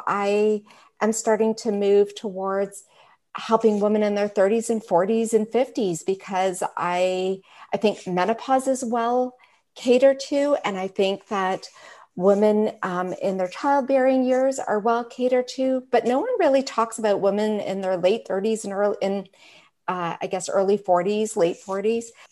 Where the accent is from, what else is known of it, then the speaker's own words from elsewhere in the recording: Richmond Hill, Ontario, Canada; also born or lived in Calgary; I was raised in Richmond Hill, so over on this side of Canada